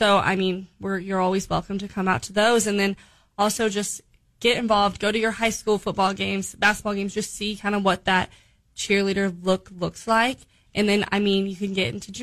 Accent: Kansas City, Missouri, United States; moved away as an adult; now in Springfield, United States; go back to Kansas City, my hometown

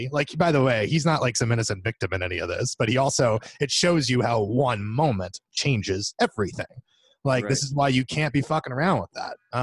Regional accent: central Florida, United States; we're not like from South Florida, but we have the University of South Florida for some reason, even though we're in the middle of the state

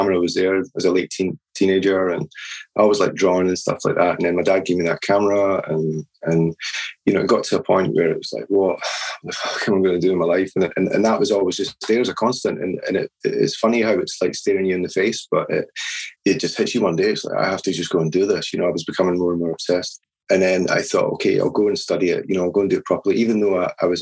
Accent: Edinburgh, Scotland, United Kingdom; I was born in Edinburgh and never really moved far away.

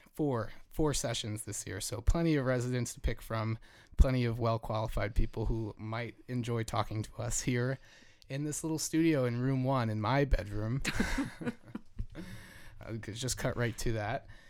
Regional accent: Jersey Shore, New Jersey, United States; moved away; I grew up on the Jersey Shore

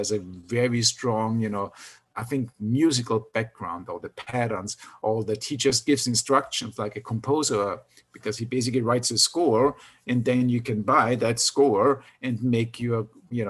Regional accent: Austria; moved away; since I grew up in Austria

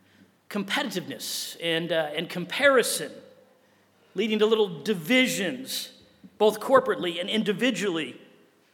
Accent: Wheaton, Illinois, United States; I grew up in Wheaton, Illinois, right at the center of the Bible Belt of the Midwest.

